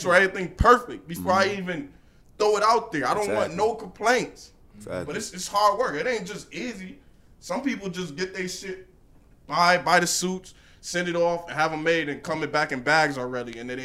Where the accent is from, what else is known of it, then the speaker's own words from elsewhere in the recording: Bridgeport, Connecticut, United States; I'm from Bridgeport